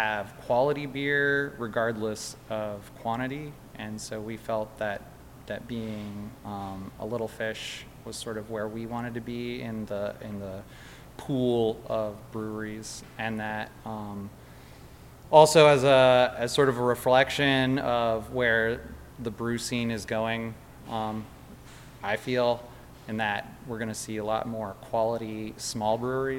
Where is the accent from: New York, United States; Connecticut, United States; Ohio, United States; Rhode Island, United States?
Ohio, United States; Athens; We are from Athens.